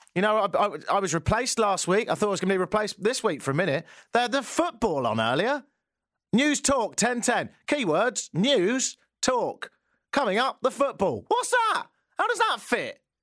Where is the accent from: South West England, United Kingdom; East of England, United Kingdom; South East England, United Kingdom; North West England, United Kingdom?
South East England, United Kingdom; Brighton; accent: English; moved away as an adult; also born or lived in Ottawa; now in Toronto, Canada; I'm from Brighton in the south of England. I've lived here for ten years.